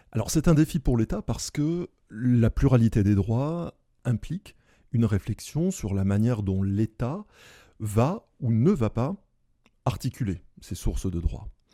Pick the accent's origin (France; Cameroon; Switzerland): France; Bordeaux, Nouvelle-Aquitaine; je suis bordelais, l'ancien doyen de la faculté de droit de Bordeaux